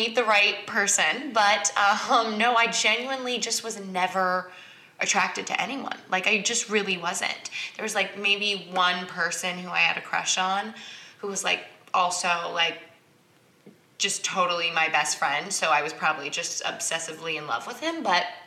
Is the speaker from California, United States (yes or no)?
yes; Newport Beach, California, United States; I grew up in a strange neighborhood. I grew up in Newport Beach.